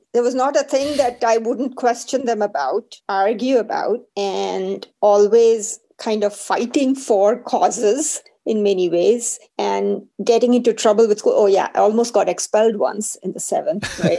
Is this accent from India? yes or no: yes; India; Well, I was one of the very fortunate ones. My family was, shall I say, middle class. My dad worked in the railways, so we traveled a lot. We moved every 2 years.